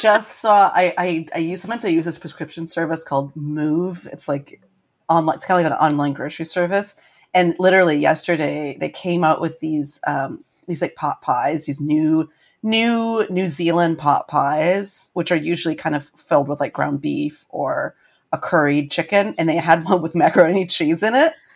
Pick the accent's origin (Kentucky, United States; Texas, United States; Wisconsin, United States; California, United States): Wisconsin, United States; I'm from Wisconsin